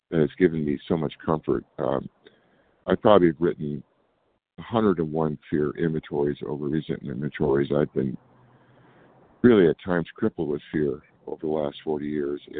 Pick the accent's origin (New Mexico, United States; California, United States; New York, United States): California, United States; I'm from California.